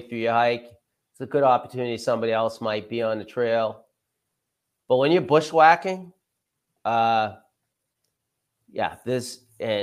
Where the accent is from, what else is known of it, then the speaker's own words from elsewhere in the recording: Dover, New Hampshire, United States; also born or lived in Goffstown, New Hampshire; I was born in Gonick, lived in Dover all my life. I still live in Dover, New Hampshire. I went through the Dover school system